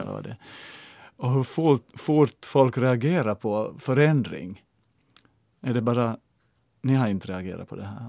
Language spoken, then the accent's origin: Swedish; Ostrobothnia, Finland; moved away as an adult; now in Helsinki, Finland; när jag flyttade hit som 18-åring 83 och hade hemlängtan till Österbotten